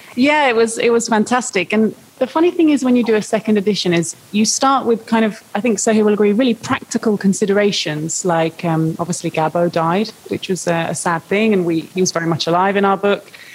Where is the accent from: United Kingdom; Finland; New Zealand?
United Kingdom; I'm a British journalist.